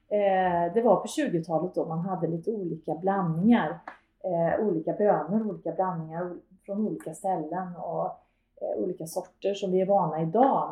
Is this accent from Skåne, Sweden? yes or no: no; Karlstad, Värmland, Sweden; moved away as an adult; jag är född och uppvuxen i Karlstad